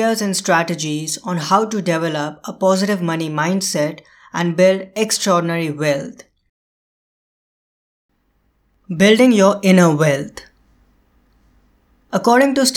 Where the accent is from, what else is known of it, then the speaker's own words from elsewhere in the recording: India; India, my home country